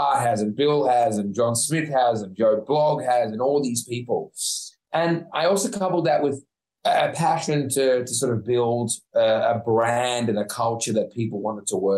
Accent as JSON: {"language": "English", "town": "Sydney", "region": "New South Wales", "country": "Australia", "said": "I was from the North Shore of Sydney."}